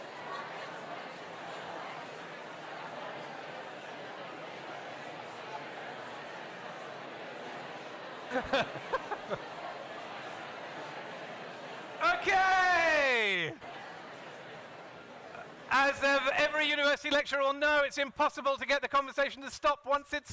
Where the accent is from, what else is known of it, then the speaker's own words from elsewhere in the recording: Dinas Powys, Wales, United Kingdom; moved away as an adult; now in Sydney, Australia; I was born and brought up in South Wales, which is a long, long way away